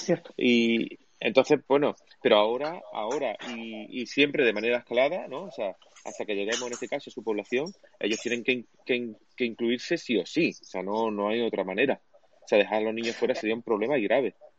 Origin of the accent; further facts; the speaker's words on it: Cádiz, Andalusia, Spain; moved away; Cádiz, de hecho mi tierra de natal, ¿no? O sea, mi, toda mi familia de aquí